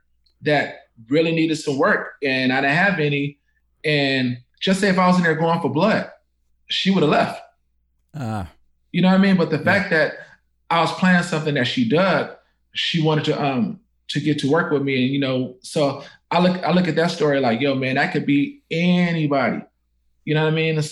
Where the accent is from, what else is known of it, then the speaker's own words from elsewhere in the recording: Oakland, California, United States; I'm born and raised in Oakland